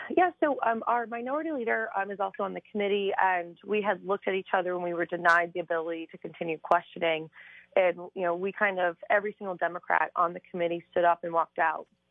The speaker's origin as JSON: {"language": "English", "area": "Cuyahoga County", "region": "Ohio", "country": "United States", "said": "I'm from Cuyahoga County."}